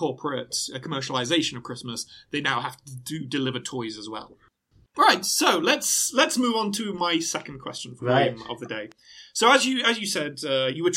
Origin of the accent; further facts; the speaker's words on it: Derbyshire, East Midlands, United Kingdom; I'm from Derbyshire